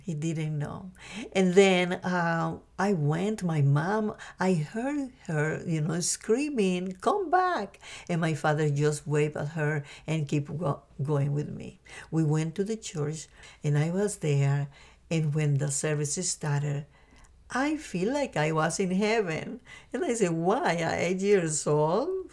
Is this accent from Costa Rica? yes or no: yes; Costa Rica; moved away; I grew up in a beautiful and small country called Costa Rica in Central America